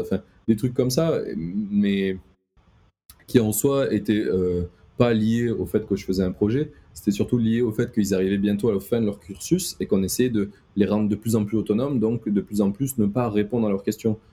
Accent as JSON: {"language": "French", "area": "the South", "region": "southern France", "country": "France", "said": "je suis du Sud"}